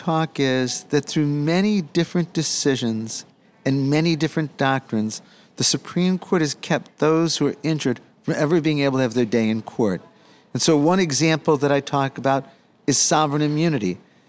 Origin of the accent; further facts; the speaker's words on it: Chicago, Illinois, United States; I grew up in Chicago. I grew up in a working class family.